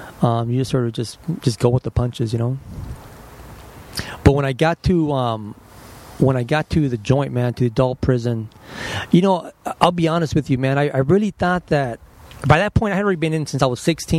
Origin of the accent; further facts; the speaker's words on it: Los Angeles, California, United States; I was born down the street in General Hospital. General Hospital? So East L.A.